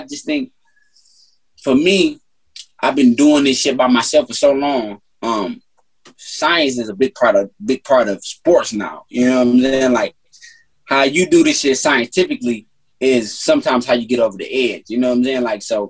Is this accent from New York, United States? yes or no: no; Detroit, Michigan, United States; Like, I'm from Detroit. I'm a competitor